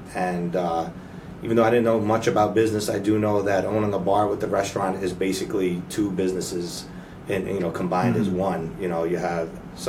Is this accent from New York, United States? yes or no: yes; New York City, New York, United States; moved away as an adult; also born or lived in Mount Vernon, New York; now in Derby, United States; I'm from the Bronx and Mount Vernon, Lower Westchester.